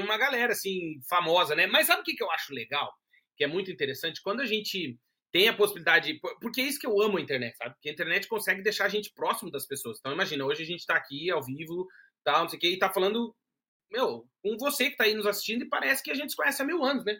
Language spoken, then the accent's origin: Portuguese; Brazil; moved away as an adult; now in Portugal; a gente é brasileiro, morou no Brasil